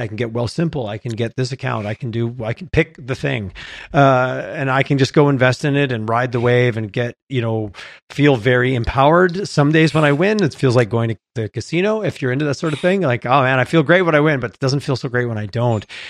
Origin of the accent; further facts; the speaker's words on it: Canada; we're Canadian